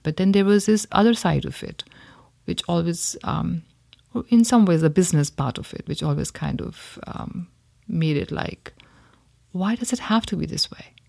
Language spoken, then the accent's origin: English; India; growing up in India